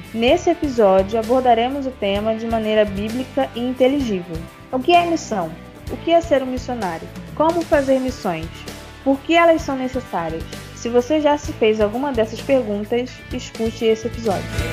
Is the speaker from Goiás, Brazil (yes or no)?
no; Rio de Janeiro, Brazil; sou do Rio de Janeiro